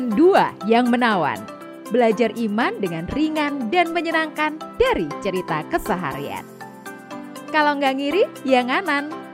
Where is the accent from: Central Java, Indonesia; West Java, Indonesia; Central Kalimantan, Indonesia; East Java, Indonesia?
East Java, Indonesia; Sidoarjo; Karena aku orang Sidoarjo, terus hari ini uh, bekerja dengan kurang fit gitu.